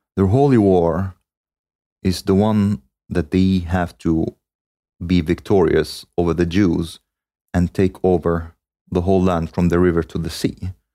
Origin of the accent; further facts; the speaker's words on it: Cairo, Cairo Governorate, Egypt; I was born in Cairo.